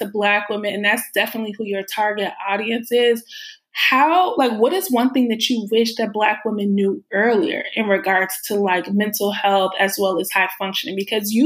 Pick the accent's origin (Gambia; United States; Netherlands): United States; Chicago, Illinois; moved away as an adult; also born or lived in New York; I'm from Chicago and I've been living in New York and I just moved back to Chicago